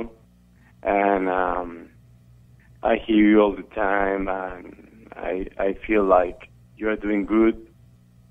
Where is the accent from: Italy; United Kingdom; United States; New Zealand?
Italy; I'm from Italy